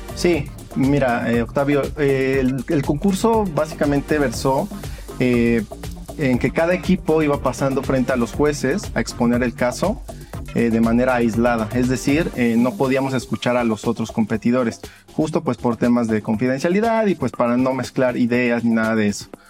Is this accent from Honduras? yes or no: no; Mexico; como mexicanos